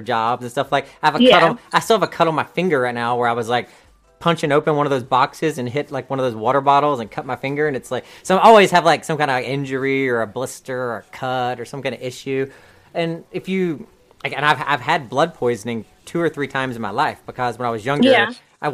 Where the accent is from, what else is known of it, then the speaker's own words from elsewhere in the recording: the South, United States; I'm from the South